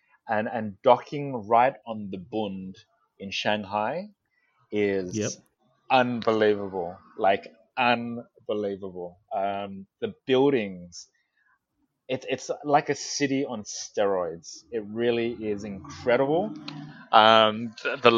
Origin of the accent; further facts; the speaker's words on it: Sydney, New South Wales, Australia; I'm from Sydney